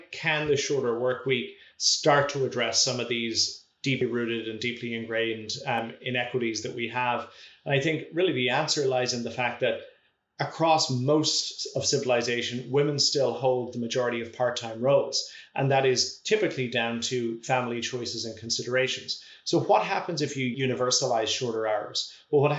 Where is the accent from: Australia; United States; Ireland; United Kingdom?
Ireland; moved away as an adult; now in Toronto, Canada; my home country of Ireland